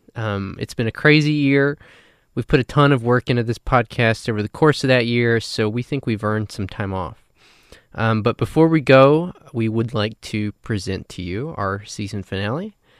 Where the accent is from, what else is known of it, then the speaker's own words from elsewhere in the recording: New Mexico, United States; moved away; also born or lived in Texas; I'm originally from the West. I'm from New Mexico